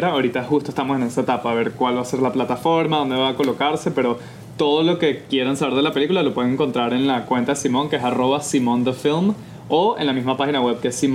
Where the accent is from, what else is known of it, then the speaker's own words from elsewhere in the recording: Caracas, Capital District, Venezuela; de Caracas, Venezuela.